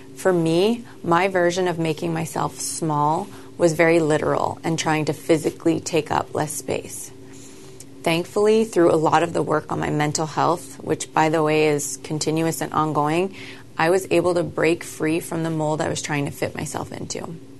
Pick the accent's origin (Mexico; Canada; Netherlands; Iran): Canada; I grew up in Canada as part of a very small family